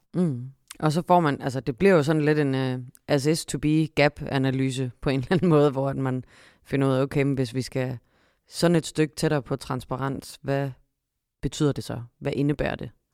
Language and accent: Danish; Vejle, Southern Denmark, Denmark; jeg er født og opvokset i Vejle og ud gennem Grejsdalen